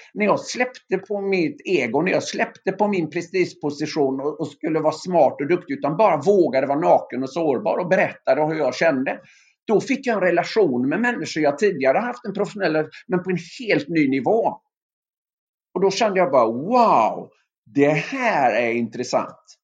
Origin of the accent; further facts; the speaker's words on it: Öckerö, Västra Götaland, Sweden; moved away; mina gamla antagonister hemma på Öckerö